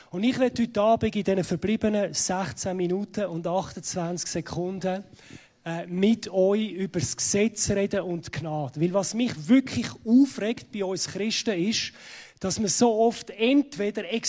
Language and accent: German; Zurich, Switzerland; wie man unschwer ähm, kann hören, ich komme aus Zürich.